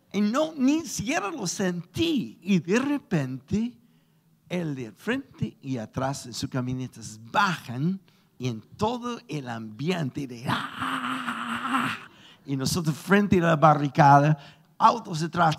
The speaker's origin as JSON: {"language": "Spanish", "country": "Chile"}